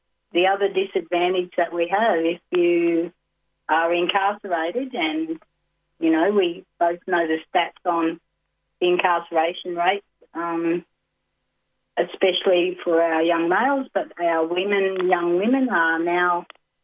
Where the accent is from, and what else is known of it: Glen Innes, New South Wales, Australia; born or raised there; also born or lived in Dhungutti country